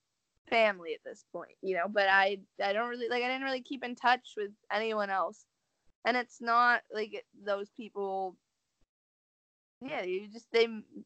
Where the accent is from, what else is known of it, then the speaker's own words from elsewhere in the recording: Seattle, Washington, United States; now in California, United States; I'm from Seattle, but I live in California, but I go home every once in a while